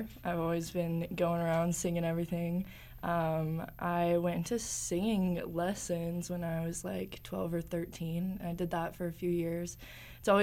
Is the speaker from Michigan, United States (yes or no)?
no; Park City, Utah, United States; also born or lived in Salt Lake City, Utah; I was born and raised here in Utah. I grew up in Park City, and then I moved down to Salt Lake in high school